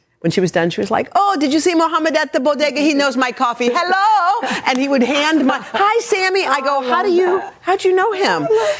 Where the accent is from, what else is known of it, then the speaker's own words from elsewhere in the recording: Morgantown, West Virginia, United States; moved away; I grew up in Morgantown, West Virginia.